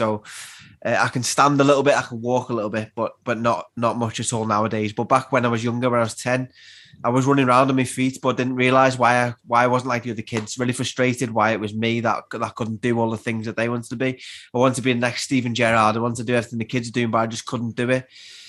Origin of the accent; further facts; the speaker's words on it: Liverpool, North West England, United Kingdom; also born or lived in Widnes; I'm from Anfield originally. We moved around different places in Liverpool. And at the age of 10, we moved to a place called Widnes, which is just outside Liverpool.